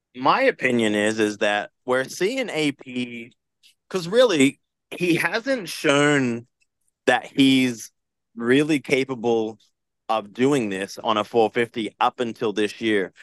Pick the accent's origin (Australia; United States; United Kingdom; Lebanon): Australia; I'm Aussie